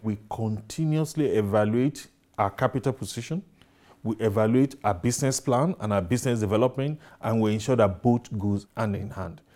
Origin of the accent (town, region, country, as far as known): Nigeria